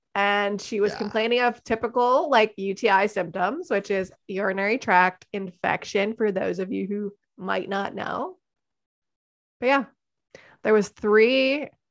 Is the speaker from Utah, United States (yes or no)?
no; Hatboro, Pennsylvania, United States; I'm from Hatboro, Horsham